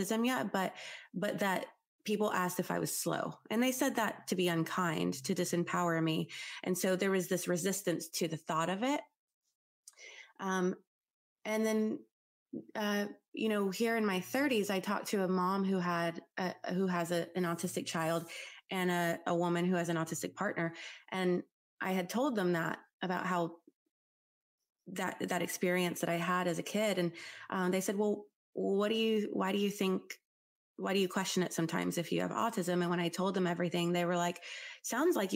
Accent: New Orleans, Louisiana, United States; I was born in New Orleans, which I know is a moldy place, floods all the time

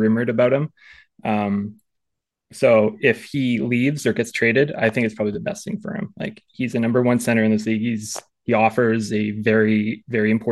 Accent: Chetwynd, British Columbia, Canada; I grew up in Northern British Columbia for most of my life.

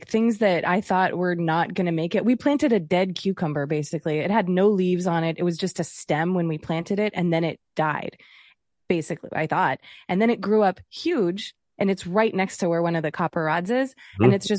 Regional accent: East Coast, United States; moved away as an adult; now in California, United States; I'm from the East Coast.

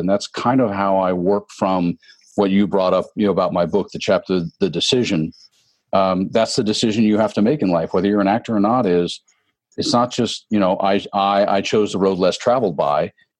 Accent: the South, United States; because I grew up in the Bible Belt, Dave, and I struggle with a lot of fundamental religion in a lot of ways.

